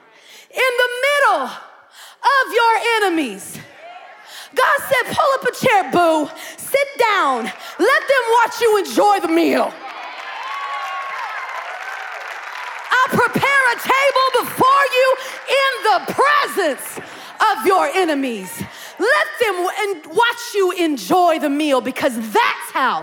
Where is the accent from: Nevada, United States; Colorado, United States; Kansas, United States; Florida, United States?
Kansas, United States; now in Beaumont, United States; I'm from Kansas. We're right close to Oklahoma, 5 miles north of the Oklahoma state border, so I had to learn Oklahoma history as well